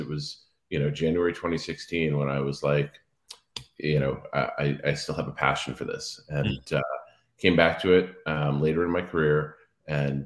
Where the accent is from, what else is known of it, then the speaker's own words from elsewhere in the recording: Cape Cod, Massachusetts, United States; moved away; also born or lived in Washington, D.C.; I grew up on Cape Cod